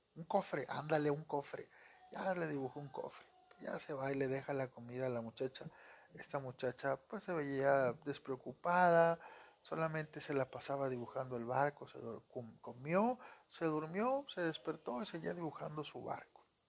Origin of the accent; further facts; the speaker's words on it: Monterrey, Nuevo León, Mexico; soy de Monterrey, Nuevo León